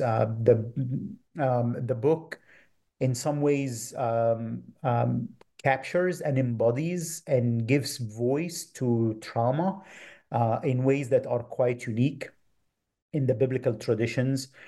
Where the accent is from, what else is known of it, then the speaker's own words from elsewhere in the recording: Minya Governorate, Egypt; moved away; grew up in Egypt, um, in a village about four hours south of Cairo in the region of Ilminia